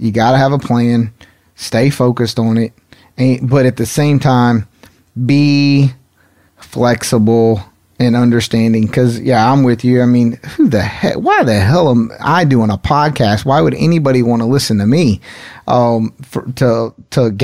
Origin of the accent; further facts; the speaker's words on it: Henderson, North Carolina, United States; not too far from where I grew up there in Henderson, North Carolina